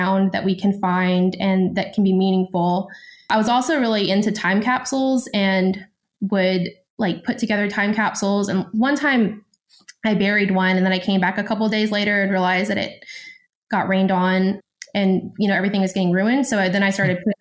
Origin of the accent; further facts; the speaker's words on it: West Tennessee, United States; also born or lived in Greece; I'm from Tennessee. I'm from West Tennessee